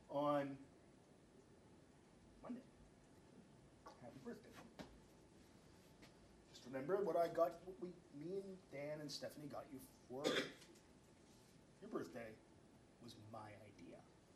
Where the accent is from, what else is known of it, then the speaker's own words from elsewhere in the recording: Spain; Because I've made paella a lot, because I'm from Spain.